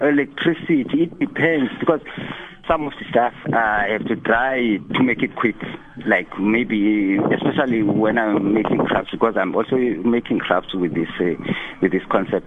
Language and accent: English; Eastern Cape, South Africa; also born or lived in Khayelitsha, Cape Town; now in Cape Town, South Africa; I grew up in Eastern Cape